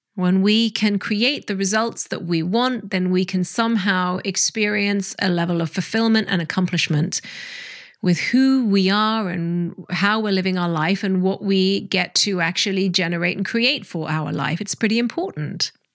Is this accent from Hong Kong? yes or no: yes; Hong Kong; I grew up in Hong Kong